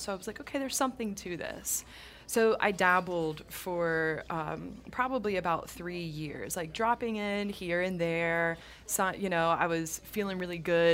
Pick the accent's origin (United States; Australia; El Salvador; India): United States; South Louisiana; moved away as an adult; also born or lived in Aspen, Colorado / Boulder, Colorado; I'm originally from Louisiana